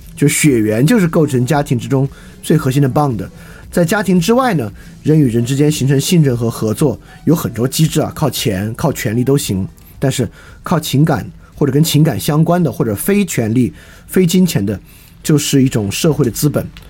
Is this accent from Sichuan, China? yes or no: yes; Deyang, Sichuan, China; 我的家乡有一个二重厂，全国第二重型机械制造厂。这个二重厂呢，有自己厂的小学、中学、医院等等等等。实际上二重厂本身就形成了一个自足的城邦